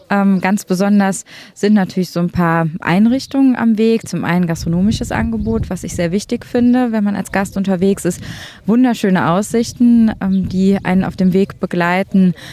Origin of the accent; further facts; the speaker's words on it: Thuringia, Germany; now in Cologne, Germany; Wir kommen jetzt aus Köln, ursprünglich komme ich aus Thüringen.